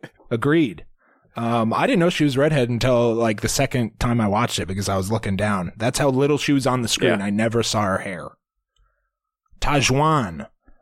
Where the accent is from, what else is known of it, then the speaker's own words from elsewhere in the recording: Georgia, United States; I'm from Georgia. Have you ever had a peach?